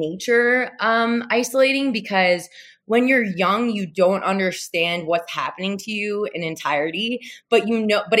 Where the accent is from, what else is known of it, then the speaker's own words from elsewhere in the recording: Jackson, New Jersey, United States; now in Boulder, United States; I was born and raised in New Jersey, in central Jersey, Jackson